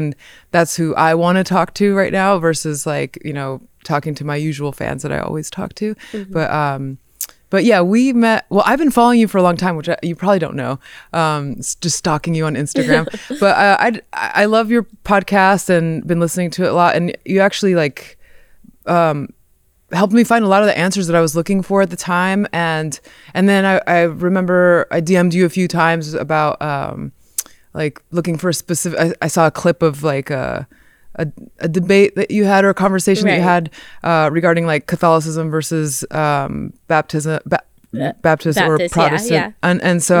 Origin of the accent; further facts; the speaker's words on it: Montemorelos, Nuevo León, Mexico; born there; I was born in Mexico in 1982, and my parents they're missionary Christians.